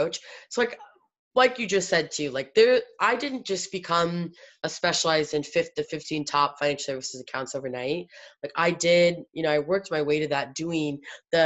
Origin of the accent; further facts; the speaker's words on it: Iowa, United States; I was born in Iowa